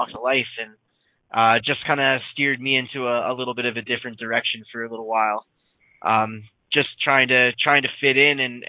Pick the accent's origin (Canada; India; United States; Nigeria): Canada; Dartmouth, Nova Scotia; back home in Dartmouth.